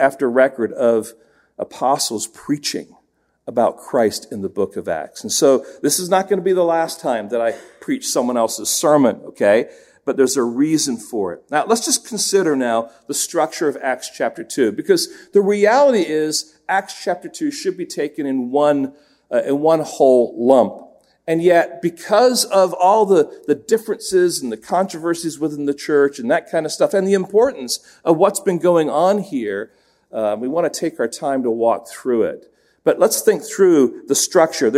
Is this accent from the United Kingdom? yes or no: yes; England, United Kingdom; moved away; when I was young, growing up in England